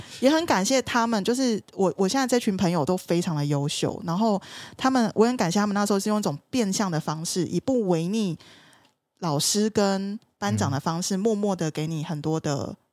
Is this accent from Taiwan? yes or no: yes; southern Taiwan, Taiwan; 我是南部人